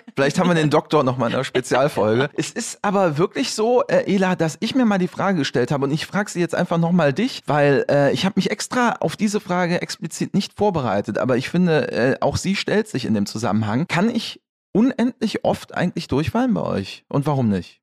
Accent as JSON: {"language": "German", "town": "Waldbröl", "region": "North Rhine-Westphalia", "country": "Germany", "tie": "born or raised there", "also_born_or_lived": "Morsbach", "said": "ich bin ganz in der Nähe geboren"}